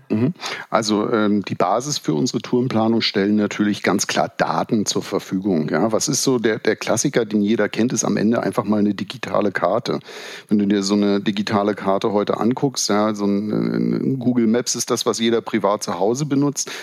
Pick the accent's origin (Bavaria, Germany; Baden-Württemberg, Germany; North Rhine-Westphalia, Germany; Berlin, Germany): Berlin, Germany; also born or lived in Bremen; wenn man als Berliner viele Jahre nach Karlsruhe gependelt ist